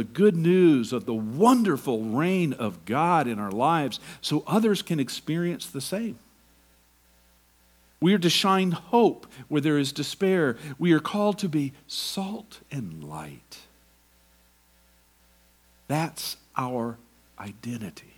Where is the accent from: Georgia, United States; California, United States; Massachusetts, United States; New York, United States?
Georgia, United States; moved away; also born or lived in Tacoma; I'm from Georgia